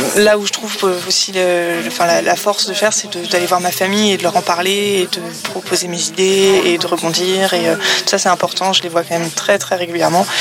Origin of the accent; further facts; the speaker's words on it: Paris region, Île-de-France, France; moved away as an adult; now in Le Havre, France; je suis originaire de la région parisienne et habite au Havre depuis trois ans